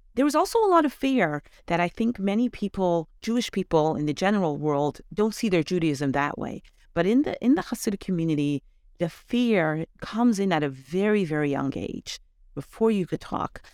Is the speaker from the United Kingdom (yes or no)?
no; Canada; also born or lived in Rockland County, New York / Israel / Brooklyn; now in New York, United States; I grew up in Canada